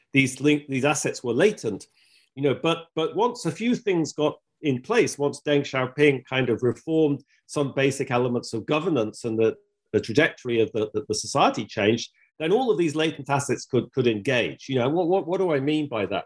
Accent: England, United Kingdom; I'm English

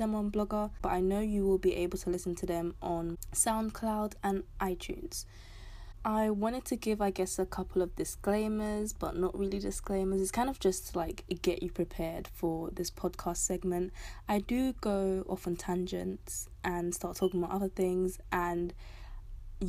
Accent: London, United Kingdom; I'm from London, South London to be specific

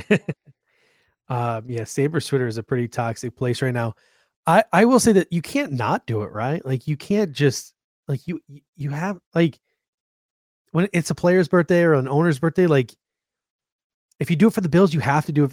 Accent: Grand Island, New York, United States; now in Phoenix, United States; I grew up in Grand Island.

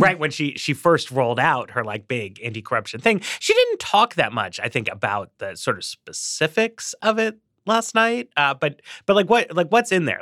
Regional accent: Northeast, United States; I'm from the Northeast, too

